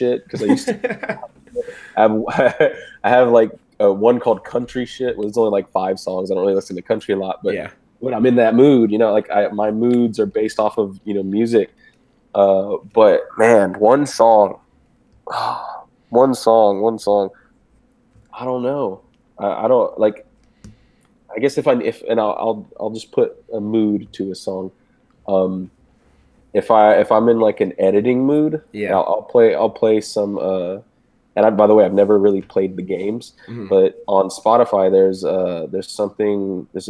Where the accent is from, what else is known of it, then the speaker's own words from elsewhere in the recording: Houston, Texas, United States; I'm from Houston, where it's like, it's pretty chill